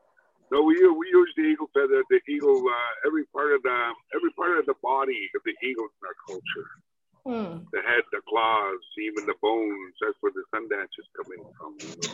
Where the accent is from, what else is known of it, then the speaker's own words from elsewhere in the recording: Saskatchewan, Canada; first language Cree; English is a second language; my late grandfather in a little log cabin growing up in Saskatchewan.